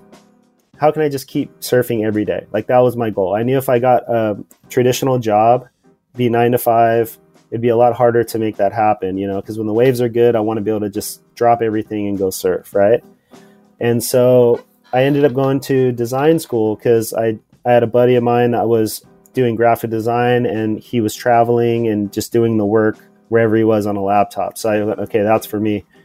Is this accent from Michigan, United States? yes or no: no; Port Hueneme, California, United States; I grew up in California in a small town called Port Hueneme, which is, it's an hour north